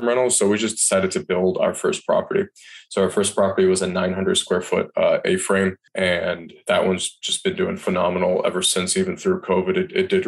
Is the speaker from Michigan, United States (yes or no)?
yes; Michigan, United States; moved away as an adult; also born or lived in Washington, D.C. / Asheville, North Carolina; I'm born and raised in Michigan